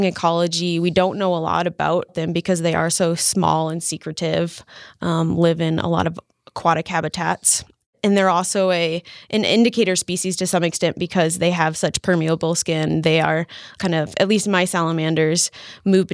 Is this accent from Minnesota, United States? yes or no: yes; Boundary Waters Wilderness, northern Minnesota, United States; I grew up near the Boundary Waters Wilderness in northern Minnesota